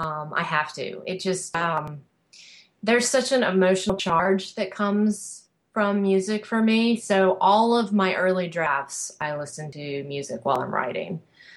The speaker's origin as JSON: {"language": "English", "region": "North Carolina", "country": "United States", "tie": "born or raised there", "said": "Cheerwine, which is a soft drink that was invented in my hometown in North Carolina."}